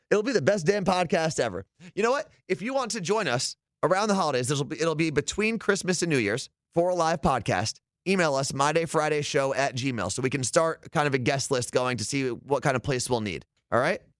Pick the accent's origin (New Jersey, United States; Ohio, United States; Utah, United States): New Jersey, United States; I'm from New Jersey.